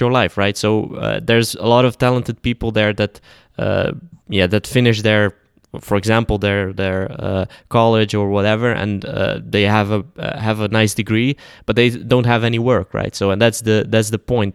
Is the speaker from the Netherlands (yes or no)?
yes; Netherlands; also born or lived in Bosnia and Herzegovina; I came at like age 2, so I was even earlier in my life. So I've pretty much known just the Netherlands for the whole of my life.